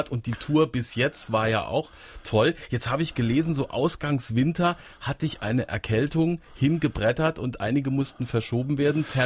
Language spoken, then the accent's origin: German; Saarland, Germany; Das ist ja toll, dass du heute in meiner alten Heimat, dem Saarland, bist.